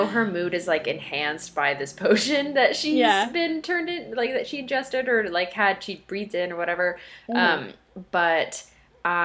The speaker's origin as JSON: {"language": "English", "region": "Colorado", "country": "United States", "tie": "born or raised there", "moved": "as an adult", "said": "all my friends that I grew up with in Colorado"}